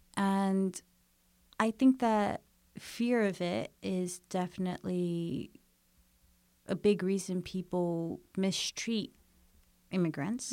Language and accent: English; United States; born or raised there; first language English; moved away as an adult